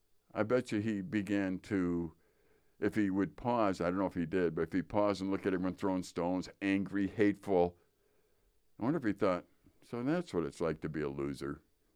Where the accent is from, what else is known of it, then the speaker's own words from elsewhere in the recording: Wisconsin, United States; I am from Wisconsin.